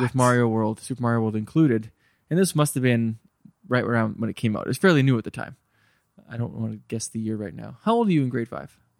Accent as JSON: {"language": "English", "town": "Terrace", "region": "British Columbia", "country": "Canada", "tie": "born or raised there", "moved": "yes", "said": "I grew up in Terrace, B C"}